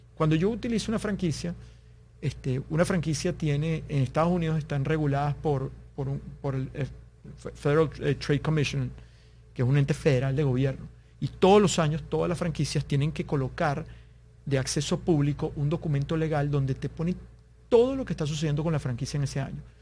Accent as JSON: {"language": "Spanish", "country": "Venezuela", "moved": "yes", "said": "un par de amigos en Venezuela, somos ambos venezolanos"}